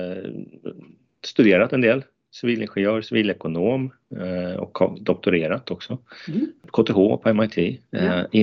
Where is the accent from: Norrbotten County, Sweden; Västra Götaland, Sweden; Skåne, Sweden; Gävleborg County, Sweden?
Norrbotten County, Sweden; Murjek; jag är faktiskt uppväxt i Lappland, i Murjek utanför Jokkmokk.